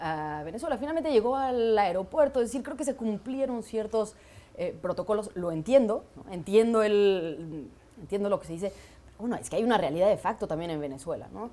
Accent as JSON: {"language": "Spanish", "country": "Mexico", "said": "yo me sienta orgullosa como mexicana"}